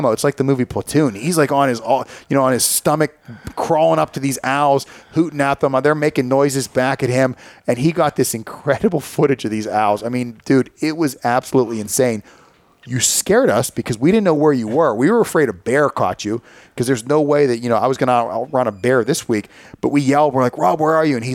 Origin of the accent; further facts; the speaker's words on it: United States; I mean, this is our bird. I mean, we're both American.